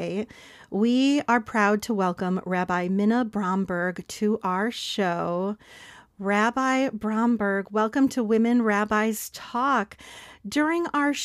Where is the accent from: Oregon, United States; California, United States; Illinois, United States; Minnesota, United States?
Illinois, United States; Skokie; I grew up in Skokie, so Midwest represent